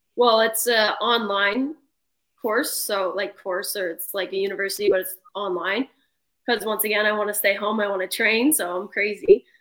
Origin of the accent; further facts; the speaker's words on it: Prince Edward Island, Canada; also born or lived in Souris (ASR 'Surrey'), Prince Edward Island; I just stayed here. I played midget AAA growing up